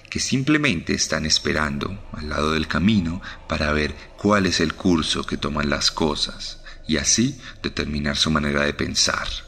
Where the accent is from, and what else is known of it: Colombia